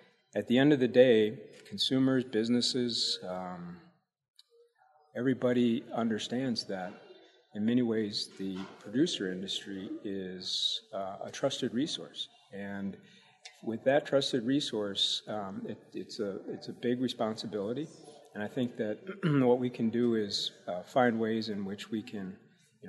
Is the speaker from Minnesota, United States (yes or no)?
yes; Chaska, Minnesota, United States; I grew up in Minneapolis, Minnesota